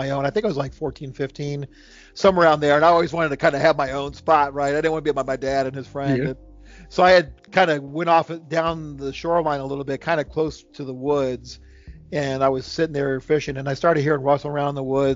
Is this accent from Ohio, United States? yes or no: yes; Ohio, United States; also born or lived in Charlottesville, Virginia; now in Virginia, United States; I'm from Ohio. I live in Virginia now